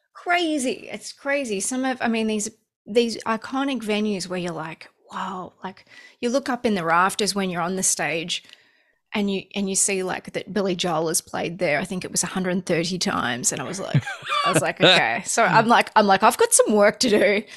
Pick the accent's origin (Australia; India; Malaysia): Australia; moved away as an adult; also born or lived in Los Angeles, United States; now in United States; I grew up in Australia, and when I first moved to America, I was living in Los Angeles for the first few years